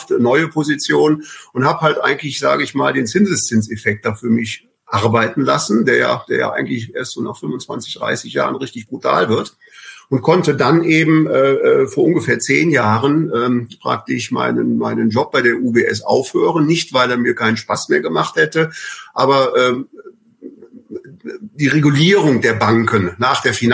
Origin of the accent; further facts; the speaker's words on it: Bonn, North Rhine-Westphalia, Germany; Also ich bin äh, äh gebürtiger Bonner, bin also in, in Bonn, der ehemaligen äh, Hauptstadt, äh, äh, geboren worden, bin dort zur Schule gegangen